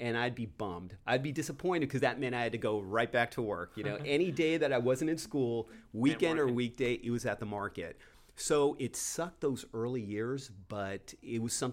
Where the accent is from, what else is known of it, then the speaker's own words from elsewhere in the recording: Downey, California, United States; I grew up in Downey, so I was working there